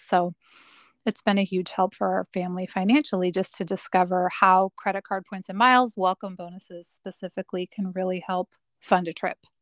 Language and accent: English; Portland, Oregon area, Oregon / Salem, United States; … and I grew up in the Portland, Oregon slash Salem, Oregon area